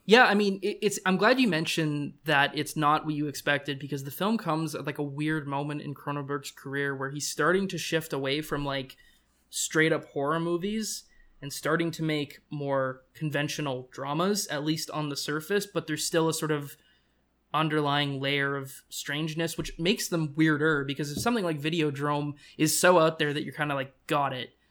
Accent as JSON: {"language": "English", "country": "Canada", "said": "as a Canadian"}